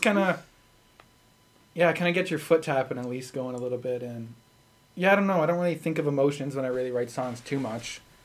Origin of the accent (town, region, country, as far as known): Sherwood Park, Alberta, Canada